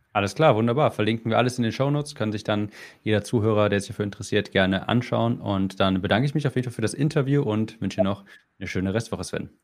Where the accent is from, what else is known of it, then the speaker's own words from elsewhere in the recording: Germany; als Deutscher